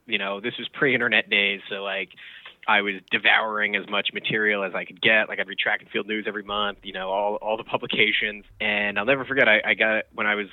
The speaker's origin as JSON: {"language": "English", "area": "Westchester", "region": "New York", "country": "United States", "tie": "born or raised there", "said": "I grew up in Westchester"}